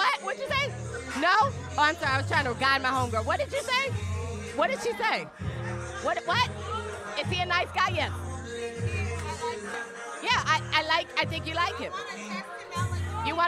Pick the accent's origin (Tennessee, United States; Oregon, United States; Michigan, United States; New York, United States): Michigan, United States; now in Florida, United States; I'm from Michigan